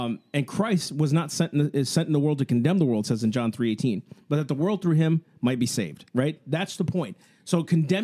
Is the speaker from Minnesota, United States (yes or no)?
yes; Sleepy Eye, Minnesota, United States; I grew up in Sleepy Eye, Minnesota